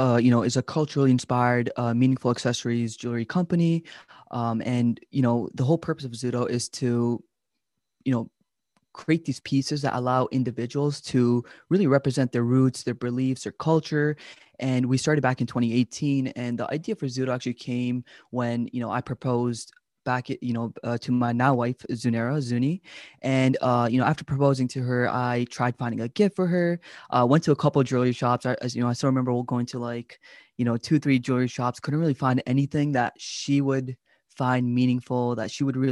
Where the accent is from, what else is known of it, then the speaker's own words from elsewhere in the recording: Pakistan; I'm like, oh, it's Pakistan. You know, that's my home country.